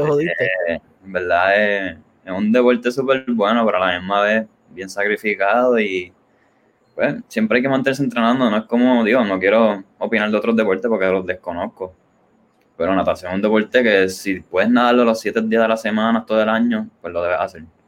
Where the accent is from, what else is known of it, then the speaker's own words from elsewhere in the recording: Ponce, Puerto Rico; yo soy de Ponce y a nosotros, pues, nos llaman la Perla del Sur.